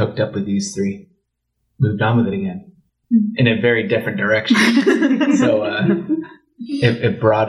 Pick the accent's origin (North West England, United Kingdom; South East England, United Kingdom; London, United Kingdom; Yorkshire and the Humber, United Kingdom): London, United Kingdom; I didn't grow up at Hillside. I grew up in the London punk rock scene and drummed my way through that, yeah.